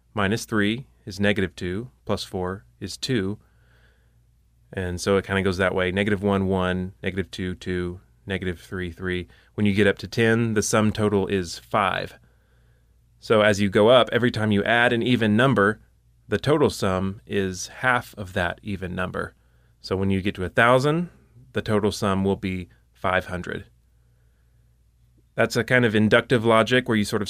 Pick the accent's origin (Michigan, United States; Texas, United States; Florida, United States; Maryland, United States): Texas, United States; I'm from Texas